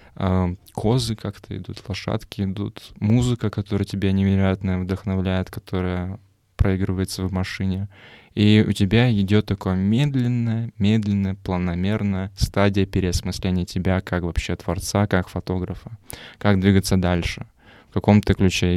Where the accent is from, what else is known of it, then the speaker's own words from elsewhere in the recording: Moldova; Я сам просто из Молдавии